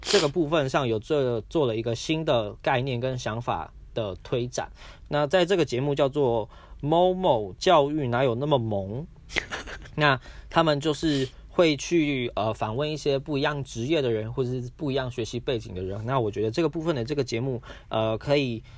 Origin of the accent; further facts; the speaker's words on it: Taiwan; 我们身在这个地方，我们有刚刚好的人口，刚刚好的面积，刚刚好的资源